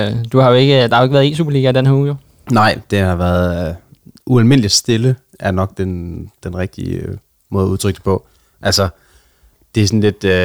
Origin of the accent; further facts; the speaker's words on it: Jutland, Denmark; det er jo, det, altså, det er jo mit hjemland.